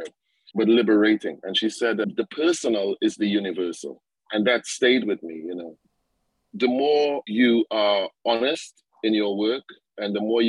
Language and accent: English; Trinidad & Tobago; The sense of Caribbeanness and being a Trinidadian was kind of there